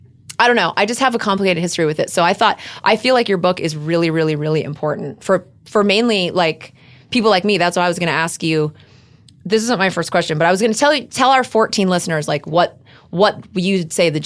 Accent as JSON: {"language": "English", "region": "Texas", "country": "United States", "said": "as you know, I'm from Texas"}